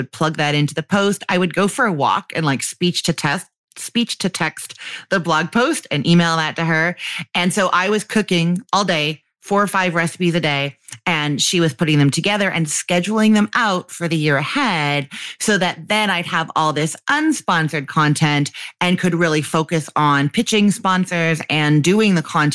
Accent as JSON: {"language": "English", "country": "Canada", "accent": "Canadian", "said": "my Canadian one"}